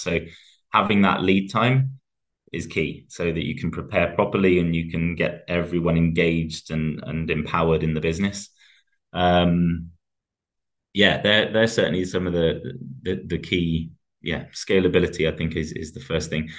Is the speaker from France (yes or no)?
no; England, United Kingdom; especially being English